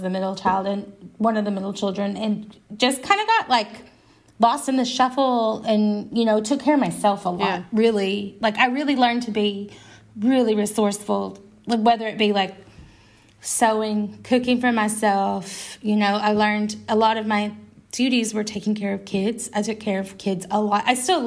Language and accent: English; Arkansas, United States; I grew up in Arkansas